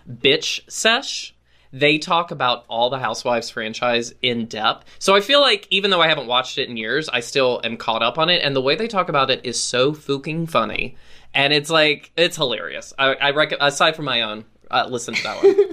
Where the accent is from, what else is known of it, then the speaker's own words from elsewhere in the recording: Roanoke, Virginia, United States; moved away; I am back in my hometown of Roanoke, Virginia